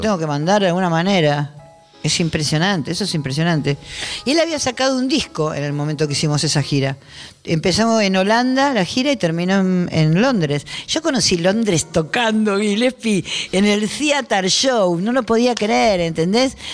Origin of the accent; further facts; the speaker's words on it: Buenos Aires, Argentina; accent: porteño; moved away as an adult; also born or lived in Spain; Yo siempre hablé argento y soy muy porteña hablando